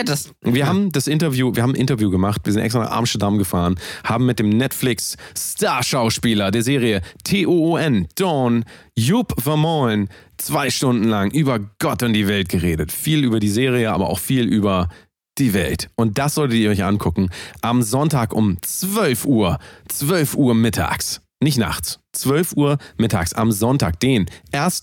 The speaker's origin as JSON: {"language": "German", "country": "Germany", "said": "ich bin ja Deutscher"}